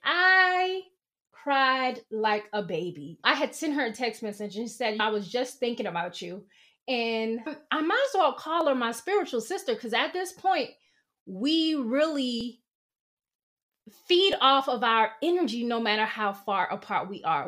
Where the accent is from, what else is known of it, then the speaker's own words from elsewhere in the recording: the South, United States; moved away; growing up in the South